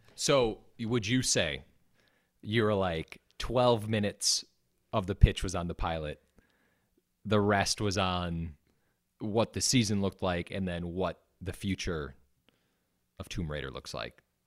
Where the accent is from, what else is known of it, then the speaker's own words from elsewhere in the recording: Wisconsin, United States; accent: Wisconsin; my Wisconsin accent